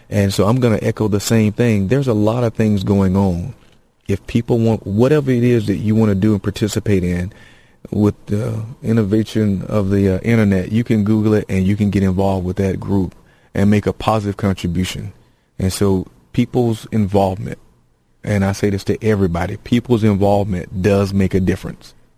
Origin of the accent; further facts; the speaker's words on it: Gainesville, Georgia, United States; in Gainesville, my hometown